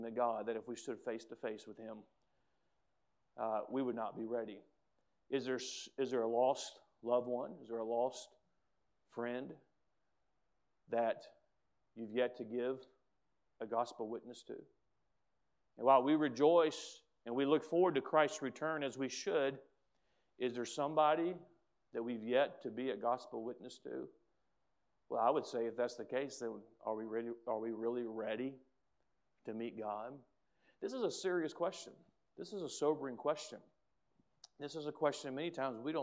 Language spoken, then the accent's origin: English; United States; as an American